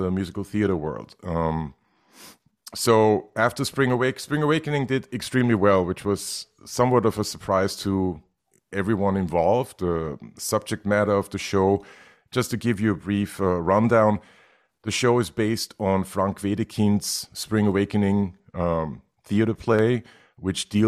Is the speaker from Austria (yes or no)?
yes; Vienna, Austria; moved away as an adult; now in New York, United States; I was born and raised in Vienna, Austria, in 1972.